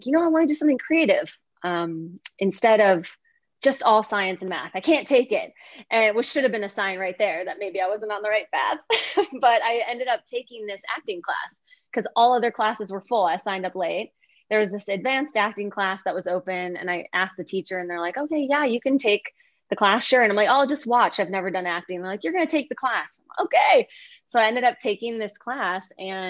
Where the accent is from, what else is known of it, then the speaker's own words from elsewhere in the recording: about 45 minutes north of Chicago, Illinois, United States; moved away as an adult; now in Ashland, United States; I grew up about 45 minutes north of Chicago. So in this little village called Mattawa, where there are more deer than people. And that's where I originally grew up. And I just moved out here a couple of years ago